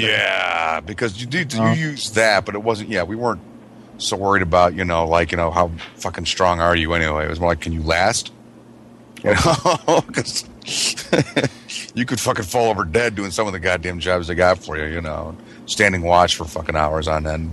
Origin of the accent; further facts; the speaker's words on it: Michigan, United States; moved away; when I went to junior high back in Michigan